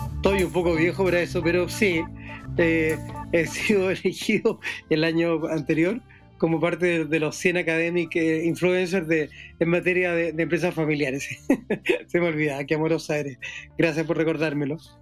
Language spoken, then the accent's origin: Spanish; Chile; soy chileno